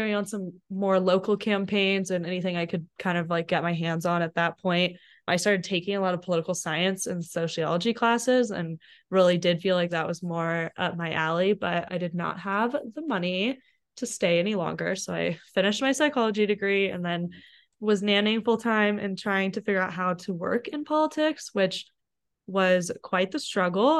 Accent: Ventura County, Southern California, United States; moved away as an adult; also born or lived in Boulder, Colorado; now in Denver, United States; I grew up in Southern California in the county right above Los Angeles County, so Ventura County

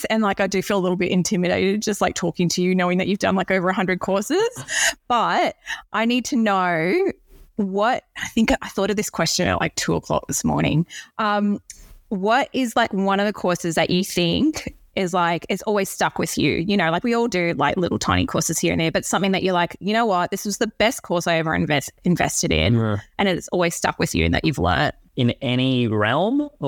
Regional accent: Sydney, New South Wales, Australia; I grew up in Sydney

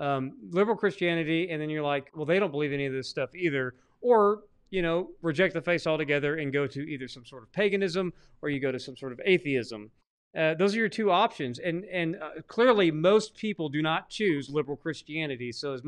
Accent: Arkansas, United States; And I'm from Arkansas, remember, and I've seen very few.

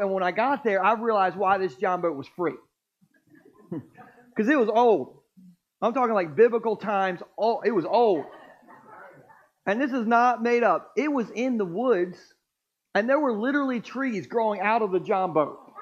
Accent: Millsboro, Delaware, United States; Growing up in Sussex County my whole life, I've actually always lived in Millsboro

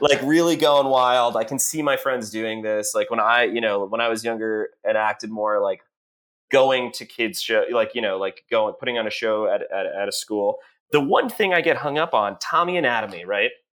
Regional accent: Texas, United States; also born or lived in Massachusetts; when I was eight, I moved from Massachusetts to Texas

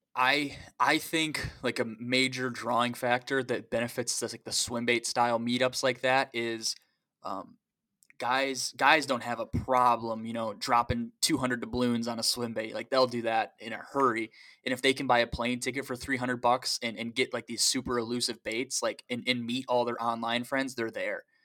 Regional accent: Tippy Dam, Manistee River, Michigan, United States; I grew up at Tippy Dam

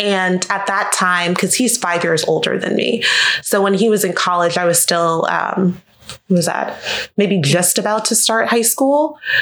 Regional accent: Jacksonville, Florida, United States; now in Orlando, United States; I'm from Jacksonville, Florida originally, so not too far from Orlando, about two hours north of here.

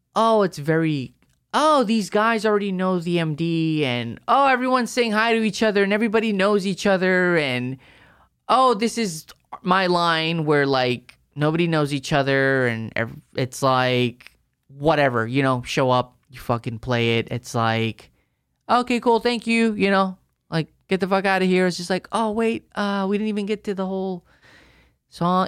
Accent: El Paso, Texas, United States; I grew up in El Paso

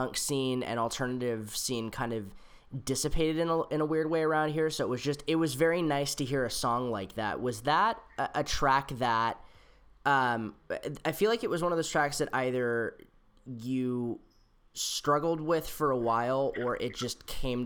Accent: San Jose, California, United States; I grew up in San Jose, which is like an hour away from San Francisco

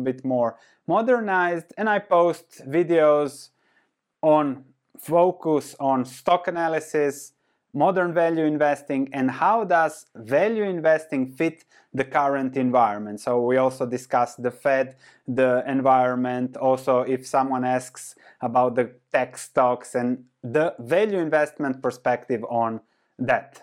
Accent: Croatia; I was born and raised in Croatia, which was Yugoslavia before

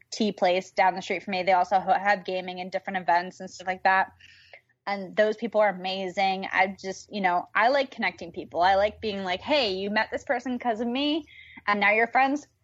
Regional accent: New York, United States; now in California, United States; I'm originally from New York

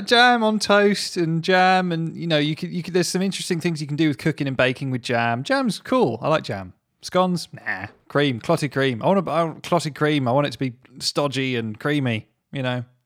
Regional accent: Surrey, South East England, United Kingdom; I'm from Surrey

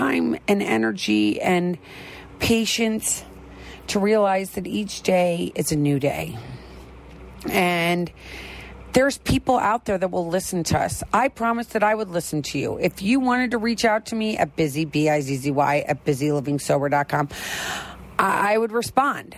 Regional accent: Midwest, United States; I'm from the Midwest

